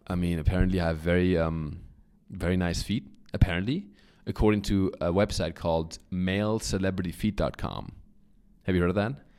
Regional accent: Germany; accent: German; English is a second language; moved away; I grew up in Germany

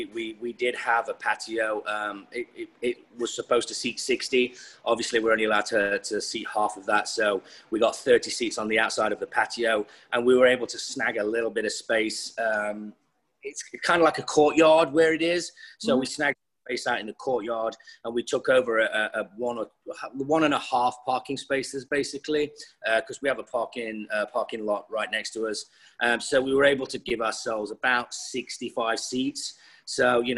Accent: Nottinghamshire, East Midlands, United Kingdom; moved away as an adult; also born or lived in London; now in Los Angeles, United States; Left my hometown of Nottinghamshire to move to London.

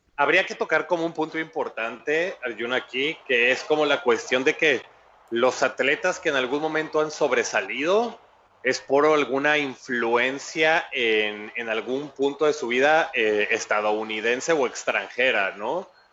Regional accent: Mexico; somos mexicanos al final de cuentas

